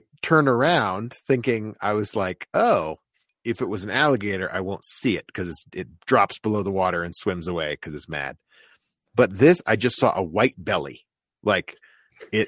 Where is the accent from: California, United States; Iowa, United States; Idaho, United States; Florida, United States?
Florida, United States; I grew up in Florida